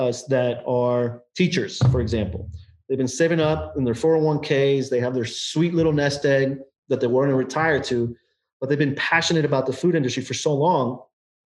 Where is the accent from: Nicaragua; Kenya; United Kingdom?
Nicaragua; now in United States; I'm originally from Nicaragua